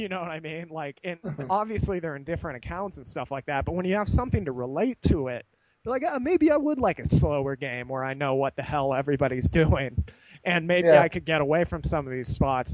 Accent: United States; being American

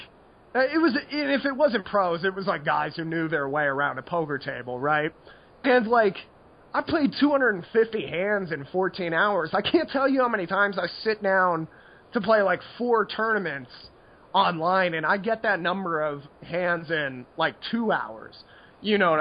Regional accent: United States; I'm American

